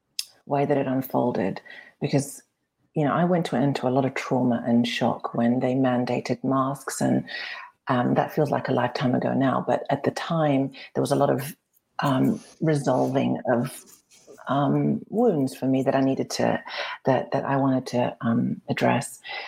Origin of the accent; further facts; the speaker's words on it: Cairo, Cairo Governorate, Egypt; I grew up in the Middle East, and when I was coming home from school, this is in Cairo, being dropped off in this dusty, devoid of nature place